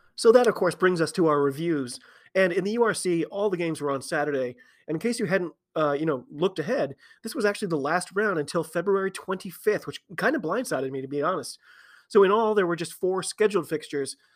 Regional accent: United States; I'm an American rugby fan

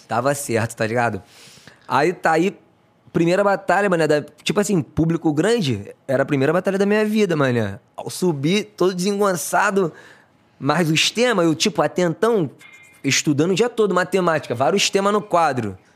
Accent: Rio de Janeiro, Brazil; na verdade eu sou do Conjuntão. Conju... Ah. Eu morava lá no Conjuntão, né? Sido criado no Conjuntão

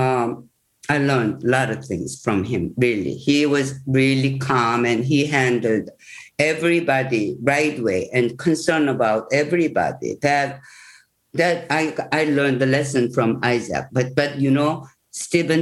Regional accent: South Korea; English is a second language; I'm pure Korean. I just born and raised in Korea.

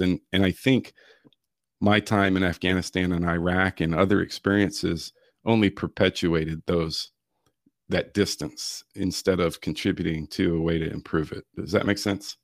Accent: Virginia Beach, Virginia, United States; now in Florida, United States; I grew up in the Chesapeake, Virginia Beach area of Virginia.

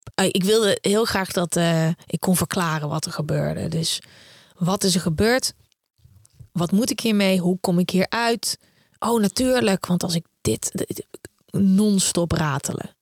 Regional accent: Uden, North Brabant, Netherlands; moved away; also born or lived in The Hague; ik kom uit Uden, eh, een klein stadje in Brabant.

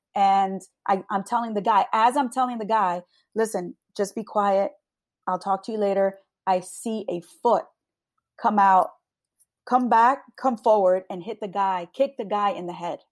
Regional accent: Long Branch, New Jersey, United States; a Hispanic woman born and raised in Long Branch.

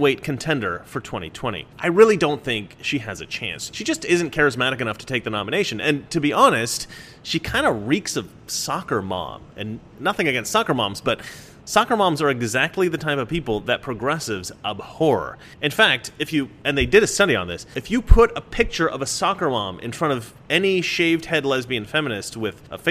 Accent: Oregon, United States; I'm from Oregon. We tend to speak sarcastically

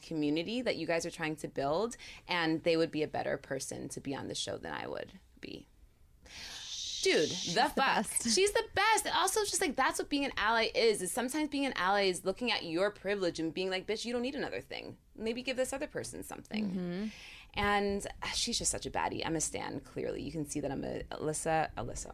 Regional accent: Narrowsburg, New York, United States; moved away; I grew up in the Catskills

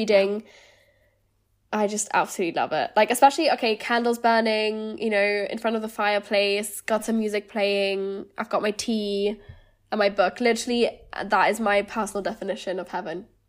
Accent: Germany; moved away as an adult; also born or lived in Lancaster, United Kingdom; now in London, United Kingdom; I'm originally from Germany. I lived there until I was eighteen

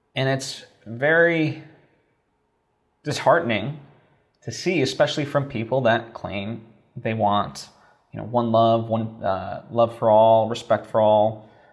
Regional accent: Slovakia; moved away; I grew up in Slovakia

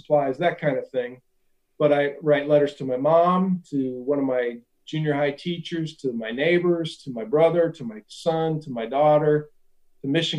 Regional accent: Ashland, Nebraska, United States; this kid from Ashland, Nebraska

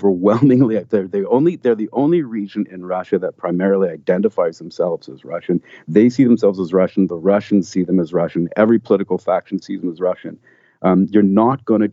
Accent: Canada; I'm Canadian. I live in Canada

